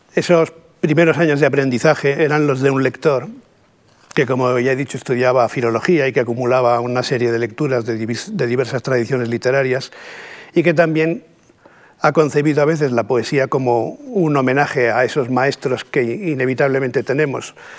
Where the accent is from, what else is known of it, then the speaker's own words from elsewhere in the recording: Catalonia, Spain; first language Spanish; los catalanes tenemos la ambigua fortuna también de ser bilingües, ¿no? de manera que mi primera lengua es el castellano, pero mi segunda lengua es el catalán